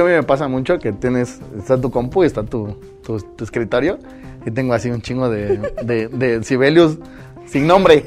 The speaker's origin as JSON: {"language": "Spanish", "region": "Oaxaca", "country": "Mexico", "said": "como paisanos, como oaxaqueños"}